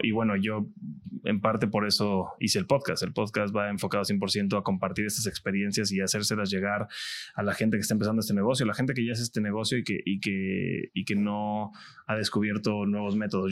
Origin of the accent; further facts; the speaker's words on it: Cancún, Quintana Roo, Mexico; yo soy de Cancún de toda la vida